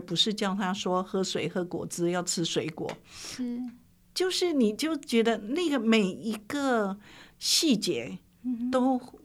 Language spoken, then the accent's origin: Chinese; Yilan County, Taiwan; 我就在乡下，在宜兰长大